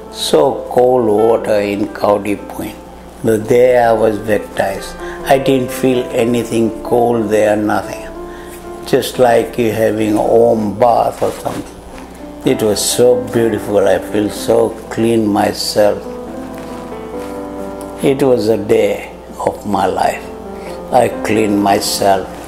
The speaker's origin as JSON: {"language": "English", "country": "Fiji", "said": "I'm from Fiji Island. They call me FBI. A Fiji born Indian."}